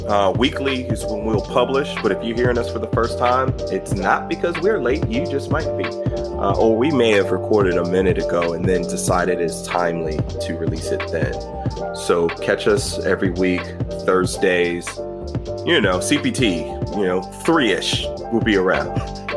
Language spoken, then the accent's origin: English; Southern California, United States; moved away; We're actually both from Southern California, though he still lives there.